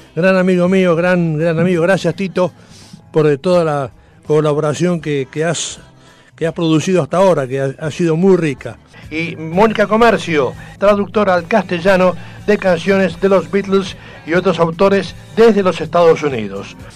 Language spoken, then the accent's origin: Spanish; Buenos Aires, Argentina; soy de Villa del Parque